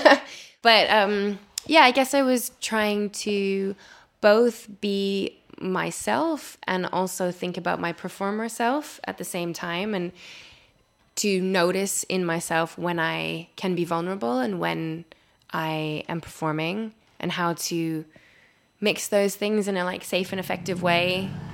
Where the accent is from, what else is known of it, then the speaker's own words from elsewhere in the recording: Winnipeg, Manitoba, Canada; moved away as an adult; now in London, United Kingdom; I am originally from Winnipeg, Manitoba, in Canada, but I've lived in London for about 11 years